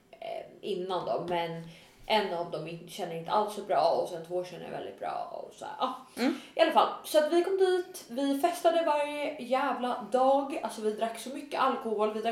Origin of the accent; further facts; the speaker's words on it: Sweden; snygg svensk tjej